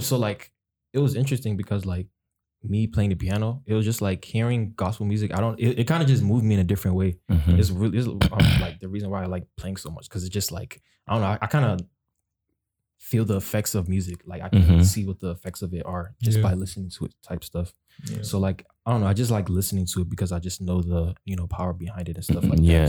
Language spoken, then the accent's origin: English; Upper Marlboro, Maryland, United States; I'm from Upper Marlboro.